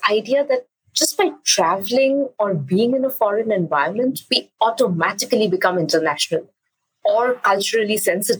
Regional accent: Durgapur, West Bengal, India; first language English and Bengali; moved away; I am from Durgapur, the small town in eastern India. And I grew up having two first languages, English and Bengali.

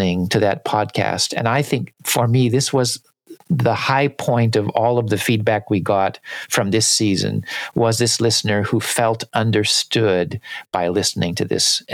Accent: United States; growing up in the United States

